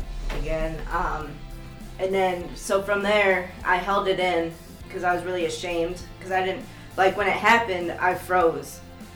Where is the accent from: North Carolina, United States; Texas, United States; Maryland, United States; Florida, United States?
North Carolina, United States; Durham; born there; also born or lived in Maine; So I lived in North Carolina. I was born in Durham, North Carolina at Duke University Hospital.